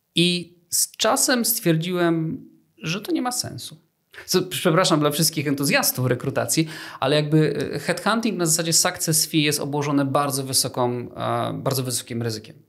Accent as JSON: {"language": "Polish", "town": "Kraków", "region": "Lesser Poland", "country": "Poland", "said": "jestem z Krakowa"}